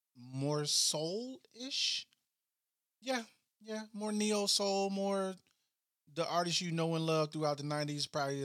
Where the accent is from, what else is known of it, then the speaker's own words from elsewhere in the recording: Chicago, Illinois, United States; now in Cincinnati, United States; I'm from Chicago.